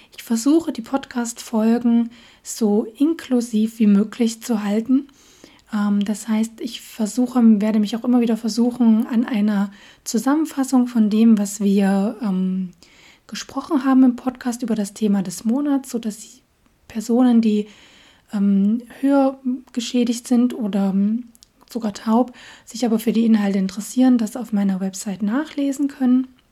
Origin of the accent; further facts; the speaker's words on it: Dresden, Saxony, Germany; accent: Saxon; moved away as an adult; now in Göttingen, Germany; meine Heimatstadt ist Dresden. Ähm, und ja, da komme ich ursprünglich her